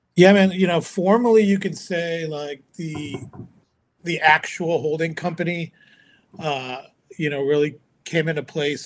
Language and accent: English; Chicago, Illinois, United States; moved away; also born or lived in California; as I was growing up in America, as you know, this kid of immigrant parents, um, I was you know I, hanging out with kids from all other ethnicities and cultures. You know, um, met a lot of really cool dudes and um, the Chicagoland area